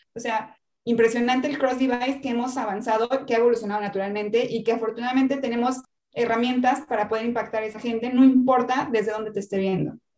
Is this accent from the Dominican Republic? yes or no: no; Mexico; moved away as an adult; now in Chile; yo soy mexicana, estoy en Chile, llegué en marzo del año pasado